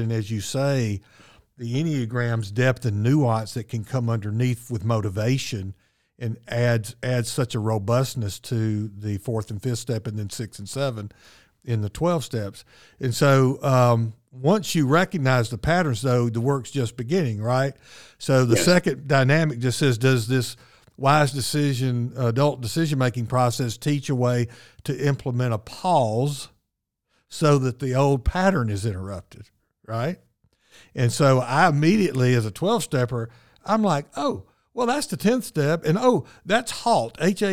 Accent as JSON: {"language": "English", "town": "Birmingham", "region": "Alabama", "country": "United States", "tie": "born or raised there", "said": "I grew up in Birmingham, Alabama, in the South, in the Bible Belt"}